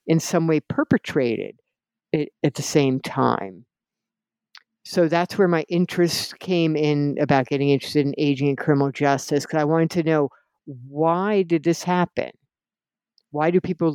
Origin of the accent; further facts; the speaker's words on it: New Jersey, United States; I grew up in New Jersey in an Italian-American family